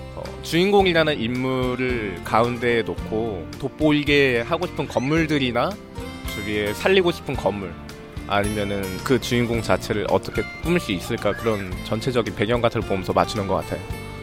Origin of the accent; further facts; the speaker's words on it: Gwangju, South Korea; now in Seoul, South Korea; 제가 고향이 광주인데 영화에 대한 꿈을 가지고 상경을 하게 됐어요.